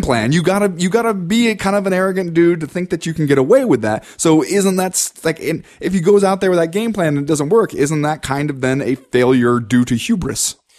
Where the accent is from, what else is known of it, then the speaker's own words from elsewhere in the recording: Cincinnati, Ohio, United States; I grew up in Cincinnati